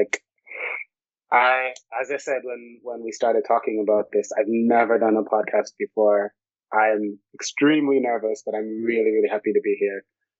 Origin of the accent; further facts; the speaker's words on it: Jamaica; I grew up in a household where my grandfather was a tailor and my grandmother was a dressmaker.